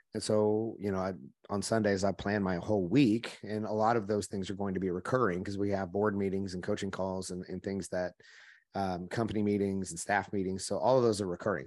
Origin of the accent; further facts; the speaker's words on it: Oklahoma, United States; I'm from Oklahoma, which you can probably hear my voice a little bit. I grew up in the country.